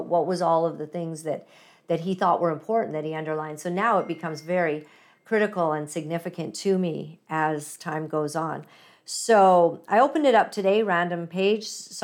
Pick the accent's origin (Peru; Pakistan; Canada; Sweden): Canada; British Columbia; me being from British Columbia here